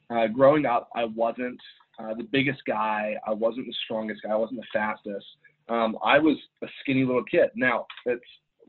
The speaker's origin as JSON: {"language": "English", "country": "Ireland", "tie": "born or raised there", "said": "I grew up overseas in Ireland. And so I was in a very, being American, I was very isolated over there."}